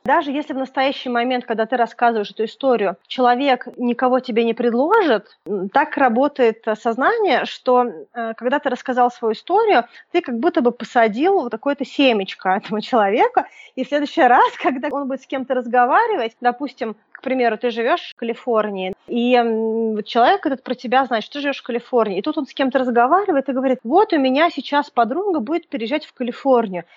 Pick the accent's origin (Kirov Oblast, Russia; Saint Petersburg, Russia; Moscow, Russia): Moscow, Russia; как и я, из Москвы